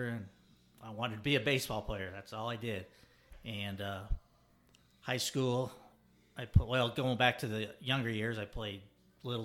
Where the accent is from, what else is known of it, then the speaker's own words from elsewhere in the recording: Denver, Colorado, United States; I grew up in Denver, Colorado